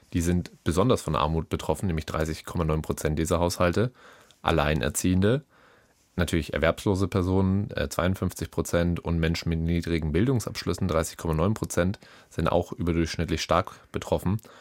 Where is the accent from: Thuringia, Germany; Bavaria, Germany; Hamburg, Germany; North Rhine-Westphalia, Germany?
Bavaria, Germany; ich komme ja schließlich aus Bayern